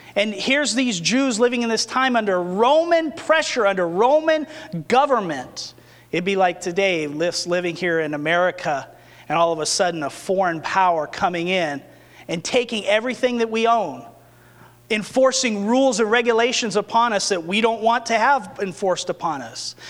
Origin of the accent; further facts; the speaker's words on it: New Mexico, United States; when I was growing up in New Mexico